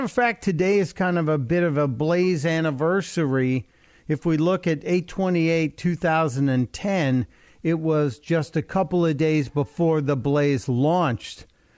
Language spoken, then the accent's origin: English; Chicago, Illinois, United States; I was a very young boy at the time, and we watched it as a family growing up in Chicago.